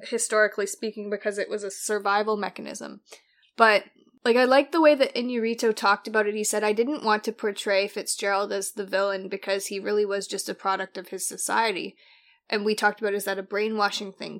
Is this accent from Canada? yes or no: yes; Canada; now in Australia; being Canadian and coming to Australia